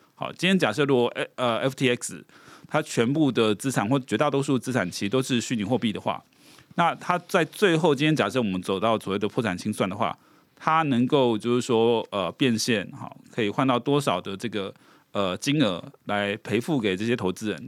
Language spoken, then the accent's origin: Chinese; Taiwan; 我们台湾这边的债权人